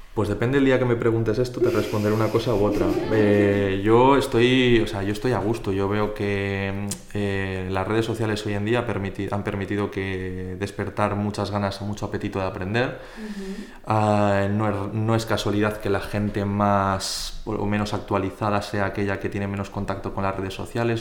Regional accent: Zaragoza, Aragon, Spain; also born or lived in Poland / Bilbao / Huesca; soy de aquí de Zaragoza de toda la vida

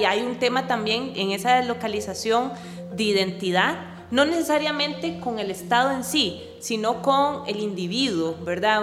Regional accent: Costa Rica; also born or lived in Netherlands; mis expectativas como costarricense

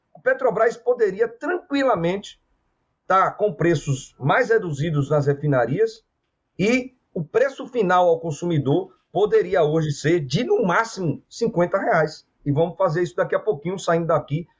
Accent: Bahia, Brazil; na Bahia, estado de onde eu sou é, de origem

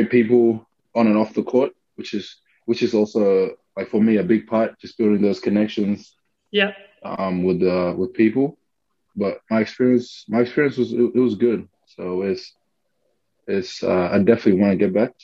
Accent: Sydney, New South Wales, Australia; I grew up in Sydney. Grew up in Sydney

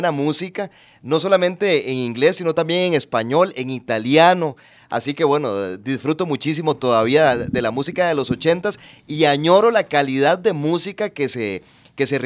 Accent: Punta Arenas, Magallanes and Chilean Antarctica, Chile; Era un ritual. Yo recuerdo que yo soy de Punta Arenas

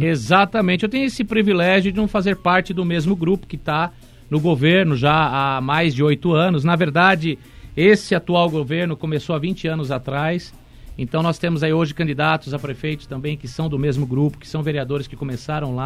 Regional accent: Atibaia, São Paulo, Brazil; Sou nascido em Atibaia, tenho 42 anos

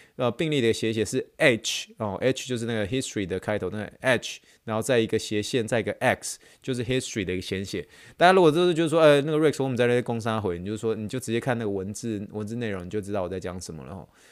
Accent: Taiwan; accent: Taiwanese accent; 我就是比较有台湾腔一些些啦

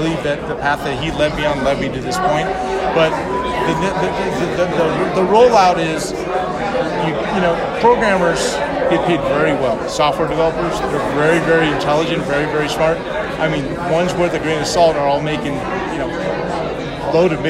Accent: Southern California, United States; It was in Southern California. That's my hometown

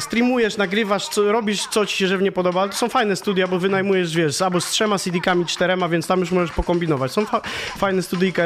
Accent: Pomeranian Voivodeship, Poland; ja z Pomorza ogólnie jestem

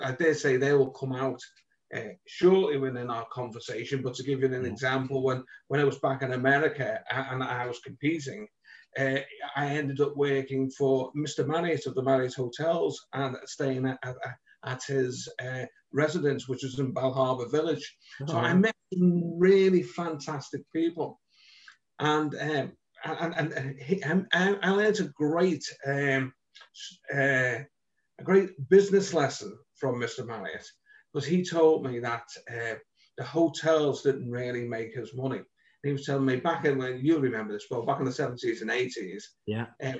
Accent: Liverpool, North West England, United Kingdom; accent: Liverpool; also born or lived in London

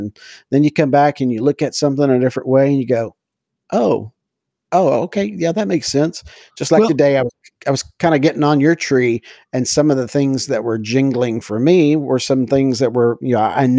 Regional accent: Texas, United States; my dad we're from East Texas, but we transplanted to West Texas when he became a pastor out there.

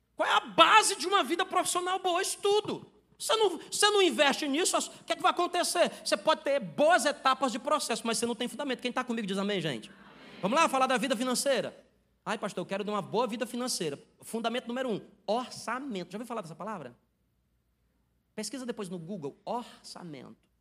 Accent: Ceará, Brazil; Eu sou do Ceará

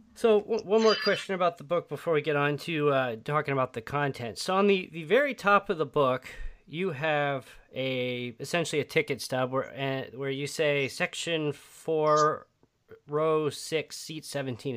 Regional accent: Midwest, United States; I'm from the Midwest as well

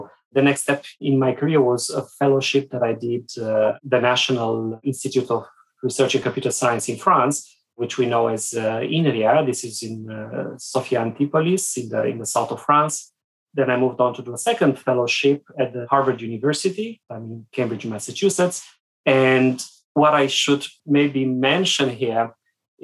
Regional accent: Sibiu, Sibiu County, Romania; moved away as an adult; I grew up in Romania behind the Iron Curtain many years ago

